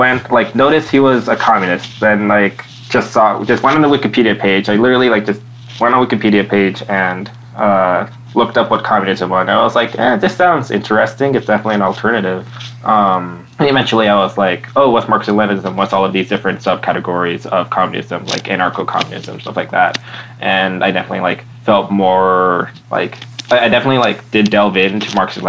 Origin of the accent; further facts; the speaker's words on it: North Texas, United States; I'm from North Texas